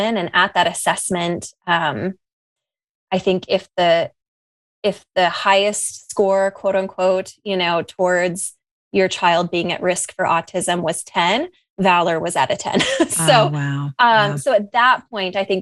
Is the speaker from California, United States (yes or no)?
yes; San Diego, California, United States; now in Lexington, United States; I'm from San Diego.